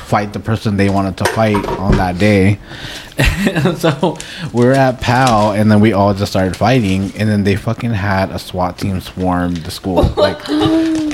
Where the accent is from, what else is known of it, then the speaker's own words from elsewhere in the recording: Long Beach, California, United States; also born or lived in Massachusetts; I grew up in Long Beach